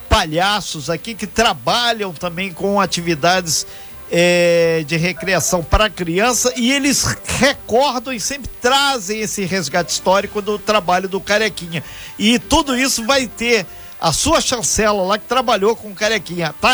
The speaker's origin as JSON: {"language": "Portuguese", "region": "interior of Minas Gerais", "country": "Brazil", "tie": "born or raised there", "moved": "yes", "said": "eu sou lá do interior de Minas, eu lembro daqueles circos lá, que era um misto de circo, torada e sabe-se lá outras coisas que a nossa família sempre ajudava. É a praça do circo em frente lá de casa, né?"}